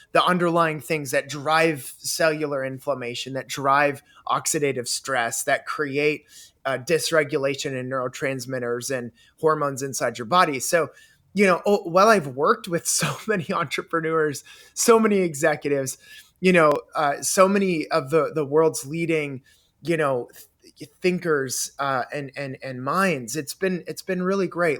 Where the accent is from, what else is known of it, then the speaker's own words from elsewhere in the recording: Canada; I grew up in Canada